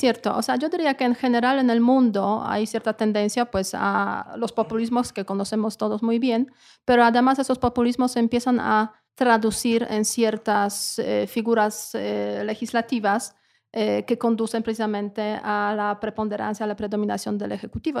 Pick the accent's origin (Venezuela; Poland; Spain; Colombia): Poland; Spanish is a second language; now in Mexico; una polaca en México